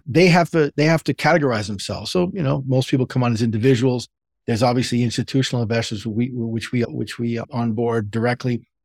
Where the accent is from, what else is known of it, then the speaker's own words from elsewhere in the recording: New York City, New York, United States; I grew up in the Bronx, New York